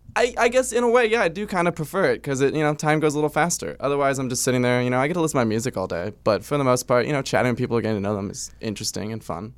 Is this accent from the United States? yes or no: yes; Orange County, California, United States; also born or lived in Los Angeles; I grew up in Orange County, and I live here in L A now